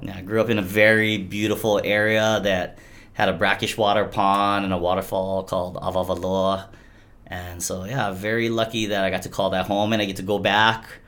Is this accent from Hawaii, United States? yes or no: yes; Hilo, Hawaii, United States; I'm from Hilo, and I say our water in Hilo is a lot tastier than Kona